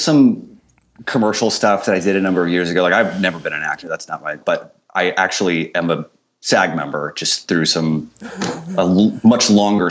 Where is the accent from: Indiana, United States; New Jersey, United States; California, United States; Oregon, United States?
Indiana, United States; Indianapolis; moved away as an adult; also born or lived in Nashville; Moved back to my hometown of Indianapolis a couple years ago, and I'm working for a digital marketing agency here